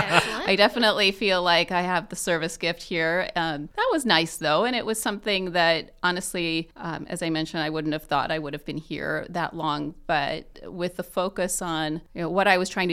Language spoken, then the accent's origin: English; Muncie, Indiana, United States; a Muncie boomeranger